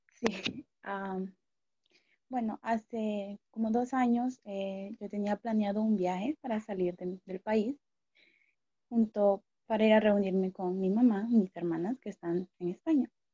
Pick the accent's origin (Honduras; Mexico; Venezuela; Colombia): Honduras; me quedé en Honduras, en mi país